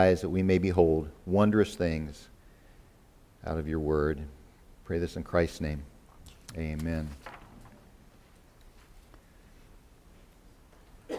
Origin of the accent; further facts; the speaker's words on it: Kansas, United States; my ancestors on both sides of our family had homesteaded and lived in my hometown in Kansas from the 1870s